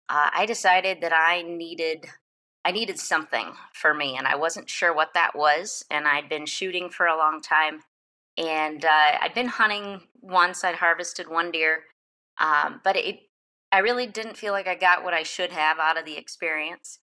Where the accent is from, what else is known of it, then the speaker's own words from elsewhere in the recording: Michigan, United States; I grew up in Michigan.